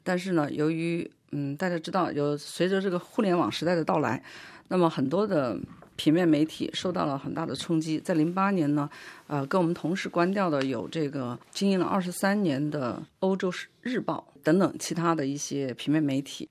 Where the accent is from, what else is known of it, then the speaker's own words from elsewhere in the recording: China; moved away as an adult; now in France; WeChat其实就是我们中国人现在用的最多的微信